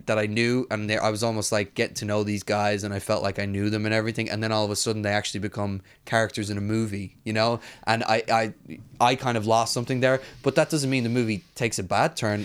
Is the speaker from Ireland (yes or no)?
yes; Ireland; As an Irish person